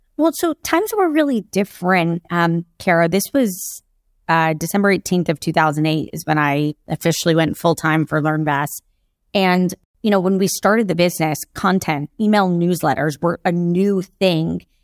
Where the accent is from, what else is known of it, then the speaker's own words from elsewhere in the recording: Jacksonville, Florida, United States; also born or lived in Kentucky; I grew up in Jacksonville, Florida.